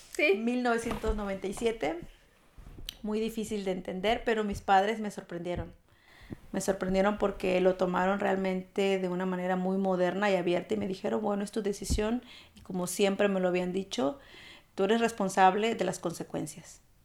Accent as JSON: {"language": "Spanish", "region": "Veracruz", "country": "Mexico", "tie": "born or raised there", "moved": "as an adult", "lives_now": "Germany", "said": "mexicana, oriunda de Veracruz"}